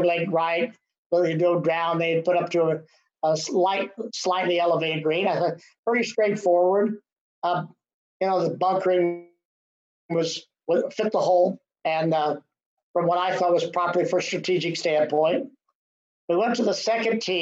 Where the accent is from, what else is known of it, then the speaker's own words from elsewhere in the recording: Columbus, Ohio, United States; I grew up at Scioto in Columbus